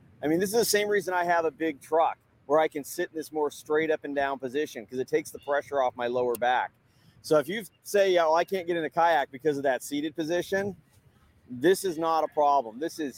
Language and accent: English; San Diego, California, United States; Well, I hope you've enjoyed this visit to my hometown here in San Diego